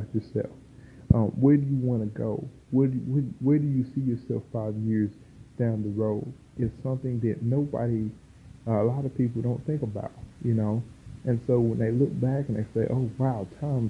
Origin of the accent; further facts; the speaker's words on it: Dalton, Georgia, United States; I'm a Georgia boy, raised right down here in the South.